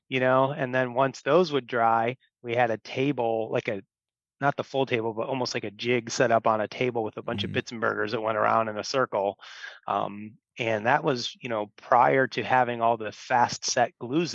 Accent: Illinois, United States; I grew up here in Illinois, grew up in a bow hunting family.

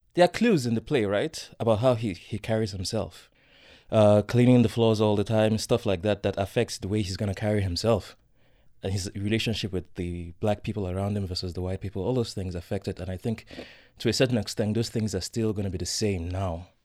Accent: Nigeria; growing up in Nigeria, I, I wouldn't say I was particularly well

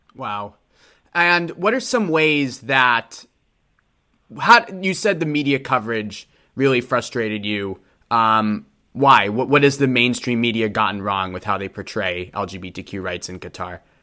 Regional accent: Boston, Massachusetts, United States; I grew up in Boston, Massachusetts, so you know, quite the different atmosphere.

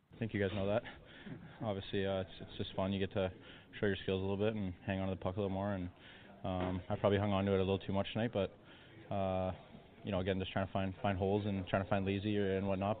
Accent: Western Canada, Canada; moved away; you can tell I come from Western Canada

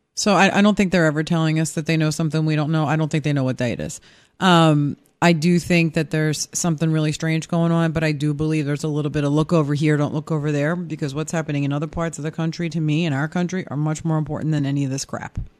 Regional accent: Philadelphia, Pennsylvania, United States; moved away; I'm an Eagles fan and I'm from Philly

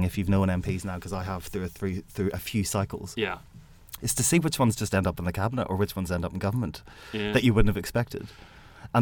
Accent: Belfast, Northern Ireland, United Kingdom; my home state where I grew up is Belfast East

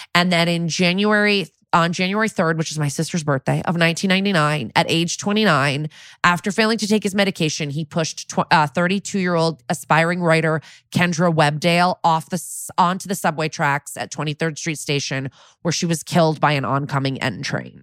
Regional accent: Connecticut, United States; my home state of Connecticut

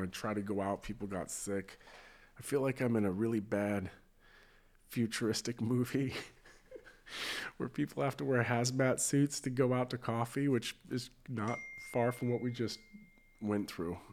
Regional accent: United States; being American

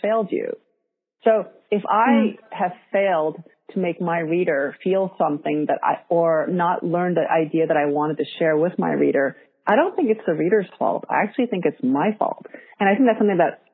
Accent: New York, United States; English is a second language; I'm Korean American

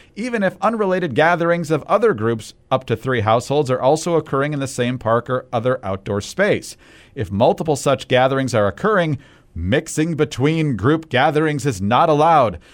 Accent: Michigan, United States; I'm from Michigan

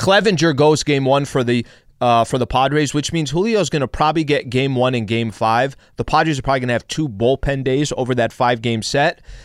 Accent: El Cajon, California, United States; I'm from San Diego

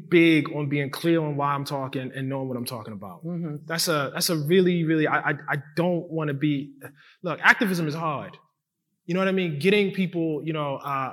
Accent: Baltimore, Maryland, United States; I'm from, you know, Maryland. I grew up in Baltimore

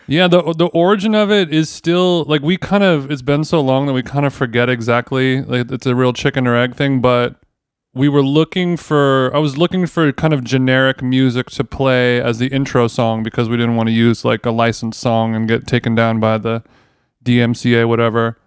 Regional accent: Orange County, California, United States; moved away as an adult; now in Los Angeles, United States; I grew up in Orange County, but, uh, I, I'm, I've been in L A my whole adult life.

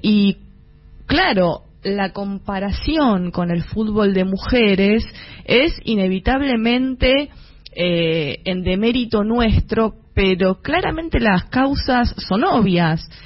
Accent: Avellaneda, Buenos Aires Province, Argentina; soy de Avellaneda, de Sarandí más precisamente

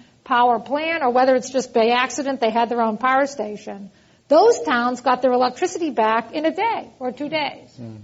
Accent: East Coast, United States; accent: East Coast; also born or lived in Texas; now in California, United States; you can hear from my accent that I'm originally from the East Coast

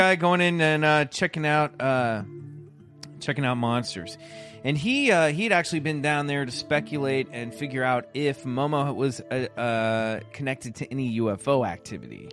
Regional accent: Kansas City, Kansas, United States; I grew up in Kansas City, which is, you know, I was right on the, uh, on the Kansas side

